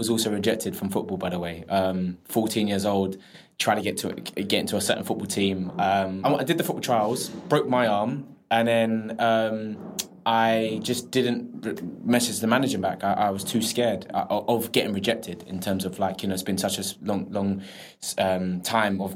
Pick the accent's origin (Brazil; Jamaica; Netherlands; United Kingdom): United Kingdom; London; I grew up in Southeast London in Penge